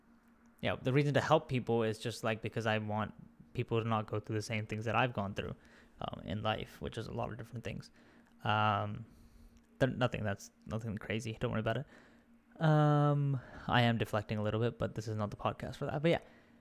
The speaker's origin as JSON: {"language": "English", "country": "India", "accent": "Indian", "said": "I kind of just, like, lost my accent and my Indian accent for a long time."}